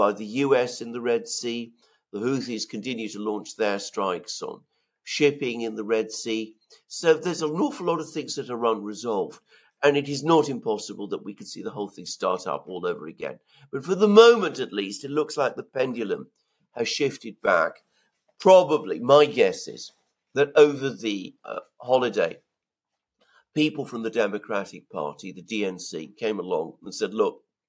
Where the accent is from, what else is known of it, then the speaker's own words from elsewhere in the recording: United Kingdom; as a Briton